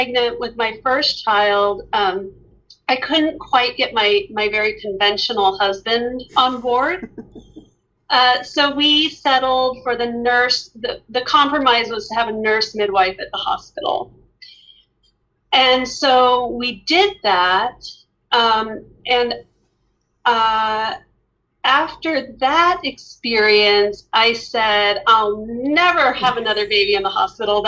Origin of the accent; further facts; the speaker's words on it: Albuquerque, New Mexico, United States; moved away; I grew up in Albuquerque, New Mexico